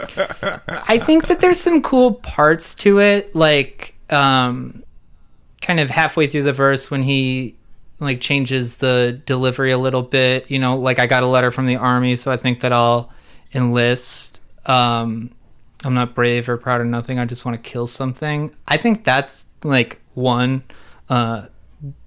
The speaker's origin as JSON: {"language": "English", "region": "New Jersey", "country": "United States", "tie": "born or raised there", "said": "New Jersey, my home state."}